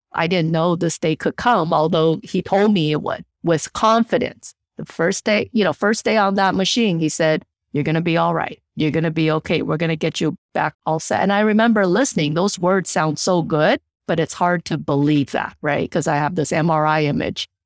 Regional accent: Taiwan; moved away; I'm from Taiwan, the Asian culture.

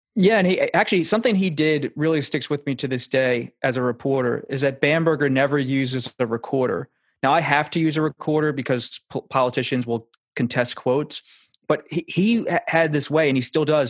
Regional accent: Pennsylvania, United States; moved away; my home state in Pennsylvania

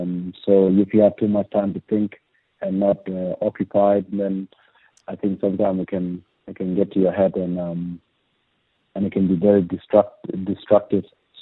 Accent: Andrews Farm, South Australia, Australia; we made our Socceroos debut together, and we grew up together in Andrew's farm.

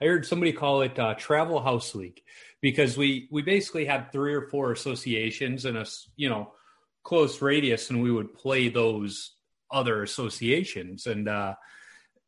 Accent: Chicago, Illinois, United States; moved away as an adult; now in Minnesota, United States; I live in Minnesota now, but I'm originally from Chicago.

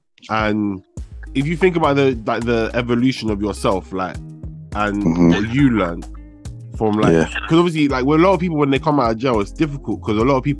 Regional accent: London, United Kingdom; I'm from West, innit?

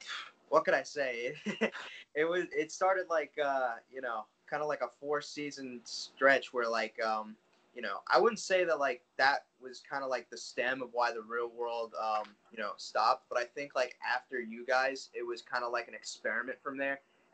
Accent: New Jersey, United States; Yeah, I'm 15 from Times Square.

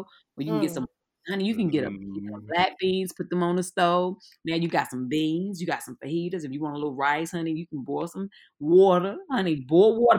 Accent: North Carolina, United States; I'm from North Carolina

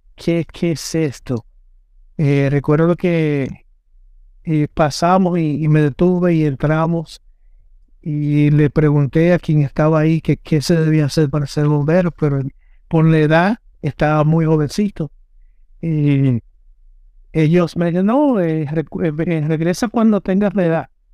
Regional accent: Dominican Republic; moved away; como yo no estoy en mi, en mi tierra, pero yo tengo una, eh, ¿cómo se dice? Yo tengo propiedades allá

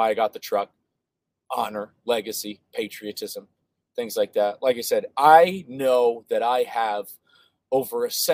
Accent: United States; I'm an American, I'm a patriot, and I care about my country

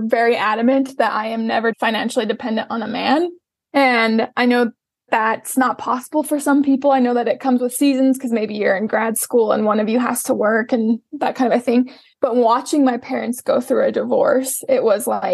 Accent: Salt Lake City, Utah, United States; I was born and raised in Salt Lake City, Utah. I currently live in Salt Lake City, Utah

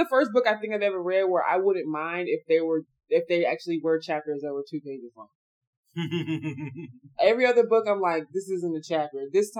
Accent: the South, United States; also born or lived in Dallas, Texas; I'm from the South.

